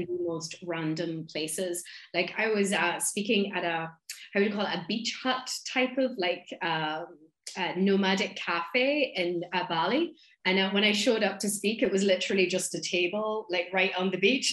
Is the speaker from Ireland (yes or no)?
yes; Donegal, Ulster, Ireland; accent: thick accent; I'm from Donegal, which is in the northwest of Ireland.